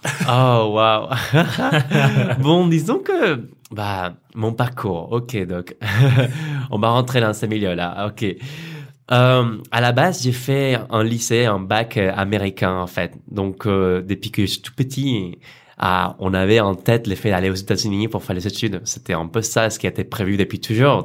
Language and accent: French; Colombia; French is a second language; moved away as an adult; also born or lived in Arles, France; now in France; je viens de Colombie